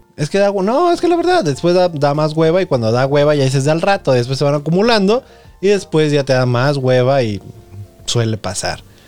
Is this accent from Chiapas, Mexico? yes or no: no; Nayarit, Mexico; Yo que soy de Nayarit